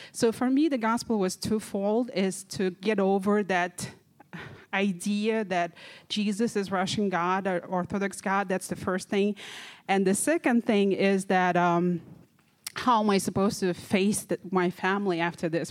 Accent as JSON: {"language": "English", "country": "Kazakhstan", "said": "I'm from Kazakhstan."}